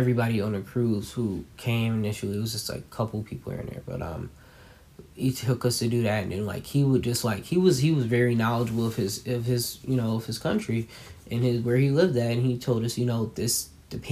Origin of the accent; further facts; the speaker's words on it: New Jersey, United States; I'm from Jersey